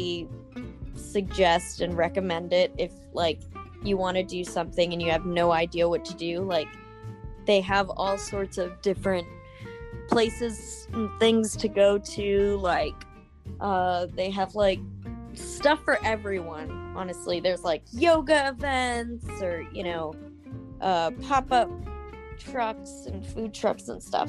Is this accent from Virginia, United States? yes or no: yes; Virginia Beach, Virginia, United States; moved away as an adult; also born or lived in Charlottesville-Richmond area; now in Norfolk, United States; I'm originally from Virginia Beach